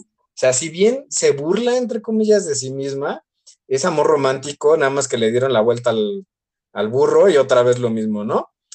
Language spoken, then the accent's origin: Spanish; Mexico